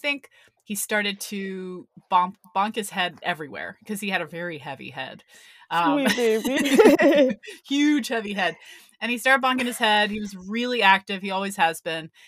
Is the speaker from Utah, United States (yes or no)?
no; Texas, United States; I'm American. I'm from Texas